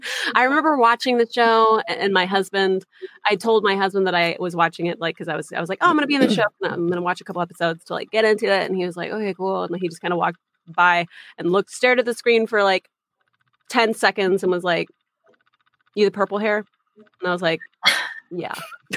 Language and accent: English; United States; growing up in the United States but then also being Japanese